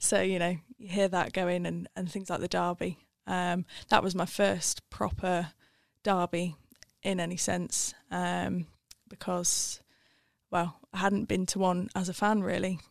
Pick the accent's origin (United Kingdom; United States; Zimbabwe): United Kingdom; Wiltshire, South West England; moved away as an adult; now in Sheffield, United Kingdom; I'm from Wiltshire originally.